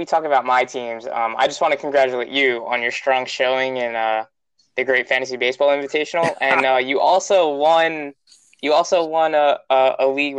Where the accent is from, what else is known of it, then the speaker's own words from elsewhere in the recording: New York City, New York, United States; I grew up in the Bronx, around all the Yankee fans